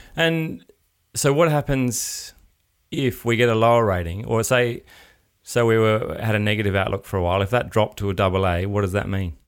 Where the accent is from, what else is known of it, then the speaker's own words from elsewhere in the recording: Adelaide, South Australia, Australia; I'm from Adelaide